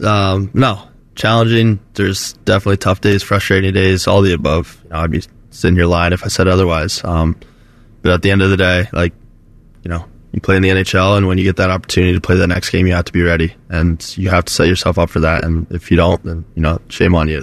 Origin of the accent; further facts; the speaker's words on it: Florida, United States; moved away; Growing up in Florida